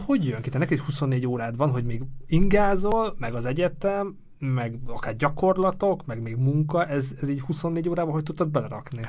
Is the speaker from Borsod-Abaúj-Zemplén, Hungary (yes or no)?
yes; Mezőkövesd, Borsod-Abaúj-Zemplén, Hungary; én is amúgy Borsodból, egy mezőkövesdről jövök